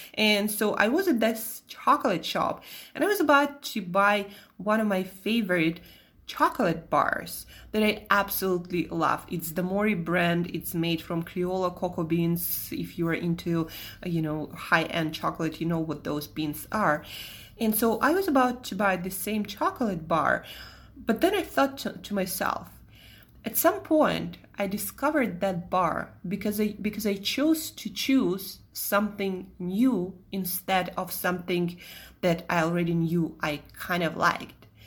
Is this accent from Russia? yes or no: yes; Russia; accent: Russian; moved away; also born or lived in Italy / Switzerland; my Russian accent